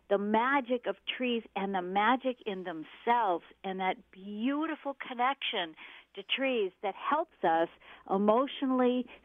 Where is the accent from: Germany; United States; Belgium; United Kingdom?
United States; the Northwest, Pacific Northwest; I was raised in the Northwest